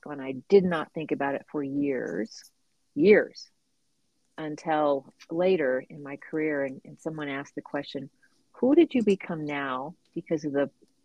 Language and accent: English; La Porte, Texas, United States; I got to grow up on the waterfront of Texas, down near NASA. So my little town is called La Porte.